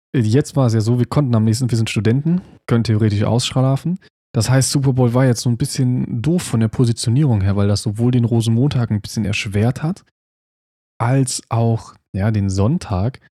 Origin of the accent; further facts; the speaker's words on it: Germany; bei uns in Deutschland